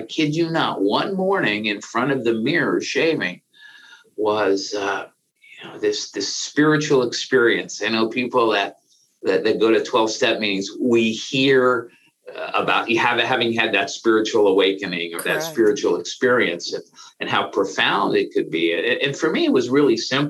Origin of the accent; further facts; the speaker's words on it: San Francisco, California, United States; I grew up in San Francisco